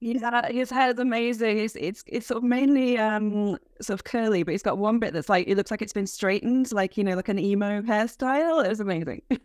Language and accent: English; United Kingdom; as a British person